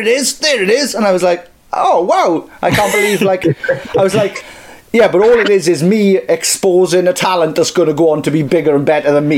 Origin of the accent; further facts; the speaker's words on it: Merthyr Tydfil, Wales, United Kingdom; I'm from Merthyr Tydfil, where rap doesn't exist yet